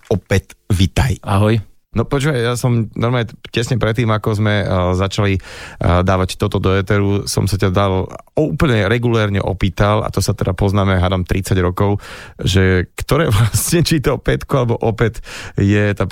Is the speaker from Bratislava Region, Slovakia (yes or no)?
no; Nové Mesto nad Váhom, Trenčín Region, Slovakia; Ja som rodák Nové mesto nad Váhom.